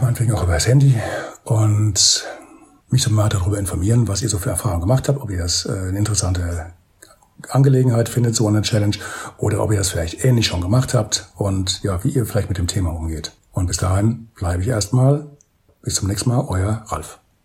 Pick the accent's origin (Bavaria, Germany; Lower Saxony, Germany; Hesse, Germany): Hesse, Germany; Bad Orb; meine Heimatstadt für Bad Orb